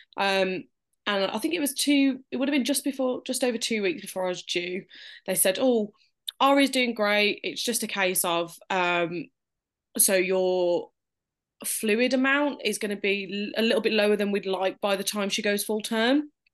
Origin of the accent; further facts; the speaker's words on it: Birmingham, West Midlands, United Kingdom; we're from Birmingham, U K, if they couldn't tell by the accent